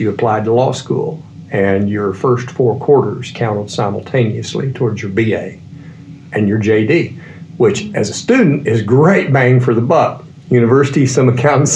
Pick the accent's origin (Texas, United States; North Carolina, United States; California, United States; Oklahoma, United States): Texas, United States; Waco; I grew up in Waco.